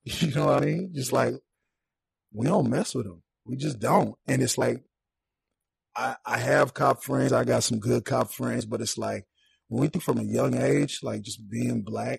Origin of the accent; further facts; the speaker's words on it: Saint Paul, Minnesota, United States; I'm from St. Paul.